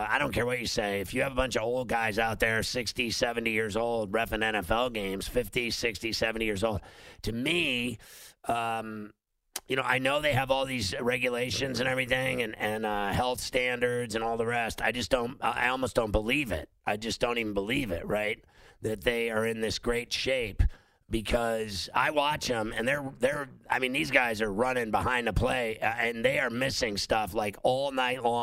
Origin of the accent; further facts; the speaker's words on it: Chicago, Illinois, United States; moved away; also born or lived in Pittsburgh; I grew up in Chicago and Pittsburgh